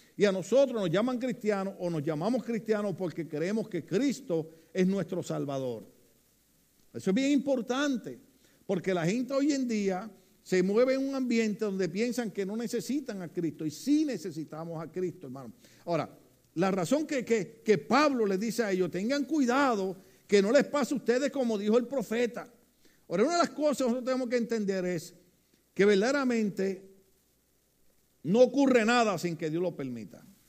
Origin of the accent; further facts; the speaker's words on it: Puerto Rico; yo recuerdo los años cuando, cuando trataban de cerrarnos una iglesia en Puerto Rico